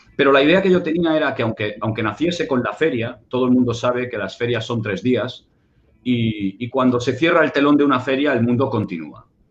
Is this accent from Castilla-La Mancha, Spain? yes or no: no; Barcelona, Catalonia, Spain; yo vivía en Barcelona, soy, nací en Barcelona